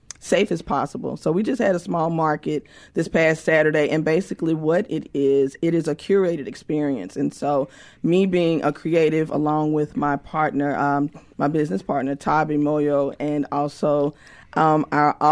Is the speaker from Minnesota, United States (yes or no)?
no; West Point, Mississippi, United States; I am actually from West Point, Mississippi.